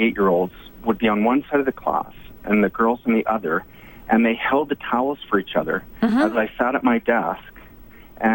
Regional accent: Canada; also born or lived in south of England; as a Canadian

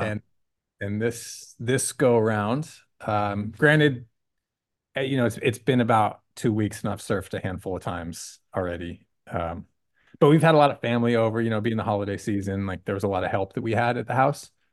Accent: Sunnyvale, California, United States; also born or lived in Oregon / Oakland; I grew up over the hill in a town called Sunnyvale

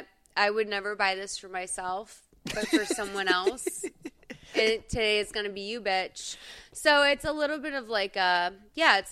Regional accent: Boston, Massachusetts, United States; I'm from Boston

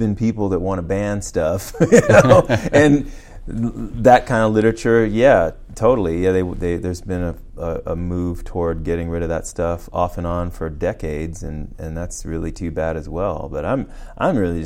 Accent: Washington, District of Columbia, United States; I'm from Washington, D.C., and my mother was a D.C. public school teacher

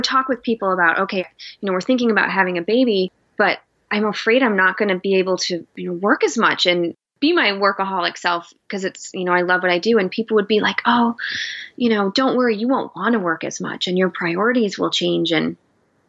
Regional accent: Michigan, United States; moved away as an adult; now in Seattle, United States; my husband and I were both born and raised in Michigan, and we moved to Seattle 8 years ago

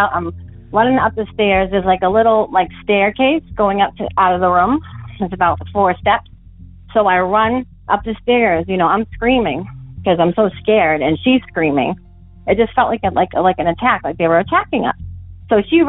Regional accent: Massachusetts, United States; I'm from Massachusetts, from a little town that's southeast of Boston in the Bridgewater Triangle area

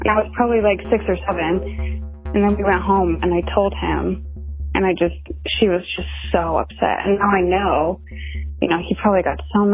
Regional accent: Keizer, Oregon, United States; I grew up in Kaiser, Oregon

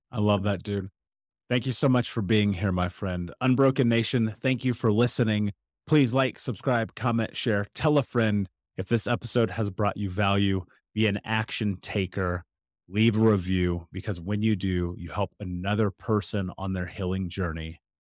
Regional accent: United States; I'm speaking as an American

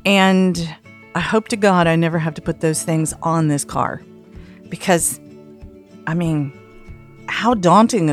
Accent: Atlanta, the South, United States; moved away as an adult; now in San Francisco, United States; I am a Southerner

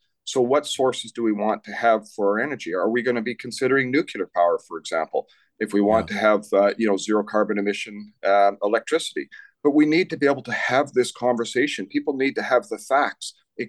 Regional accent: British Columbia, Canada; And I think as British Columbians, we should be worried about that.

